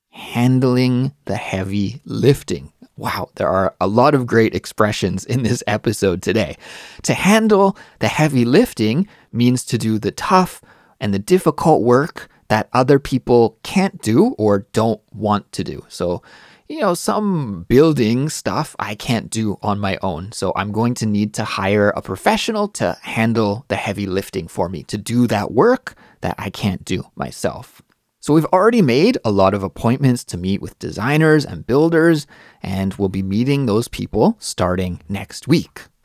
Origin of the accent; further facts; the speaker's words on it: Canada; moved away as an adult; now in Seoul, South Korea; I'm Canadian, but I live in Seoul, South Korea